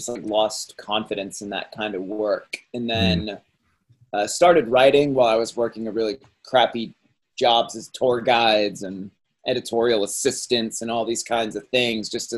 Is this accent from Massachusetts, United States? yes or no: yes; Cape Cod, Massachusetts, United States; I grew up in Cape Cod